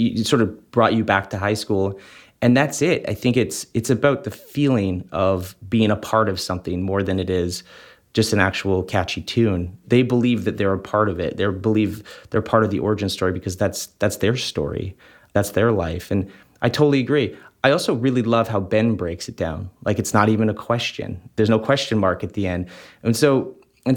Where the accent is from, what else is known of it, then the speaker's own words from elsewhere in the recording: Vancouver, British Columbia, Canada; I'm from the West Coast and grew up in Vancouver